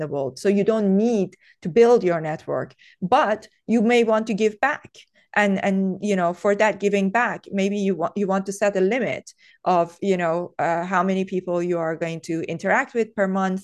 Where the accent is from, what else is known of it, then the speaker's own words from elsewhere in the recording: Tehran, Tehran Province, Iran; English is a second language; I was brought up in Tehran